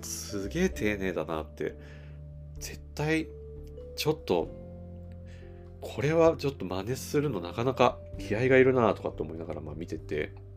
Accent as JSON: {"language": "Japanese", "region": "Toyama", "country": "Japan", "tie": "born or raised there", "moved": "yes", "lives_now": "Tokyo, Japan", "said": "僕富山県出身なんですけど富山で、その母親とかが、照り焼きにしてるのとかすっごい食べてたんですよ"}